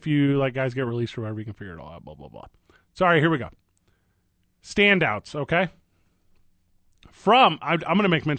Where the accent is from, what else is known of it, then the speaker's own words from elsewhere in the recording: St. Louis, Missouri, United States; St. Louis has a team, and for whatever reason, I can't quit my hometown.